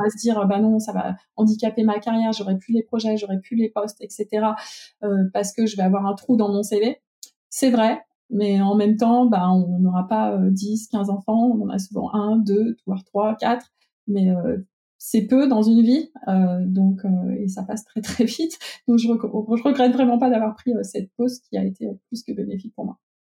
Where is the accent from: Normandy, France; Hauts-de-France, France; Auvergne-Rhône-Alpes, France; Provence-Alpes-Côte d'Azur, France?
Auvergne-Rhône-Alpes, France; Lyon; also born or lived in Ambérieu-en-Bugey area; je suis lyonnaise aussi